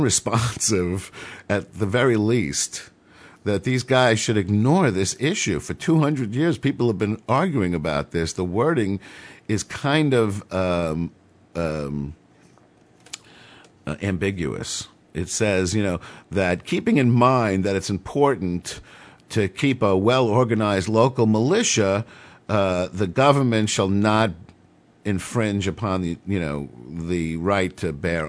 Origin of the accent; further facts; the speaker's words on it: New York City, New York, United States; I grew up in New York City